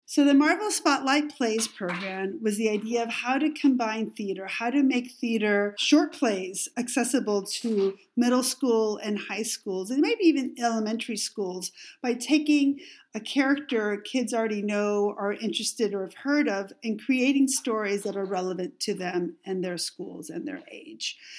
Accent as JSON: {"language": "English", "country": "Mexico", "tie": "born or raised there", "second_language": "English", "moved": "yes", "said": "growing up in Mexico"}